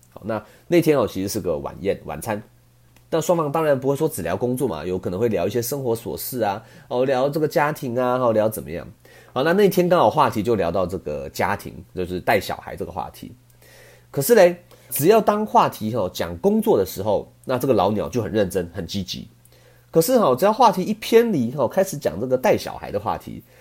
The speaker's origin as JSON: {"language": "Chinese", "country": "Taiwan", "said": "我们台湾人"}